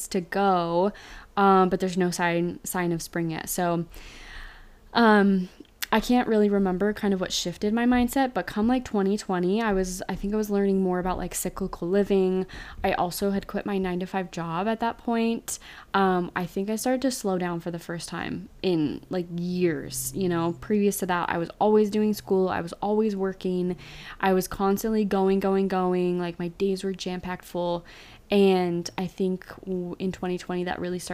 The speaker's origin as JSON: {"language": "English", "region": "Utah", "country": "United States", "tie": "born or raised there", "moved": "as an adult", "lives_now": "Austin, Texas, United States", "said": "I grew up in Utah, so winters usually last from like November to April"}